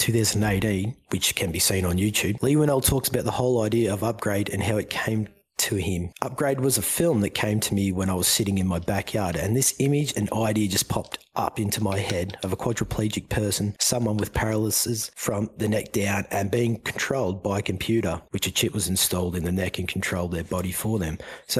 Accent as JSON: {"language": "English", "country": "Australia", "said": "given that I am Australian"}